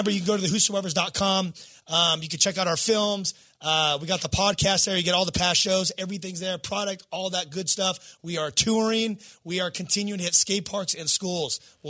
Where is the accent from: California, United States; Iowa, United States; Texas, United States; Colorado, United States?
California, United States; I'm a skateboarder from Southern California, number one